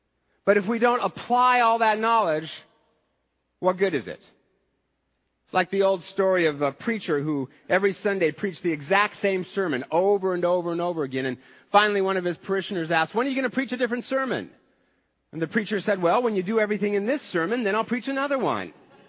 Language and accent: English; United States; as American Christians